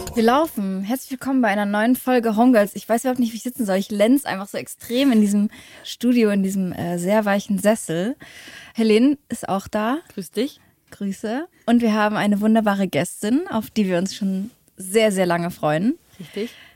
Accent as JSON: {"language": "German", "town": "Leipzig", "region": "Saxony", "country": "Germany", "tie": "born or raised there", "said": "Ich komme aus äh, Leipzig. Mhm. Zwar in Konnewitz geboren, aber wir waren dann so ein bisschen auf dem, äh, am Rand, haben wir gewohnt"}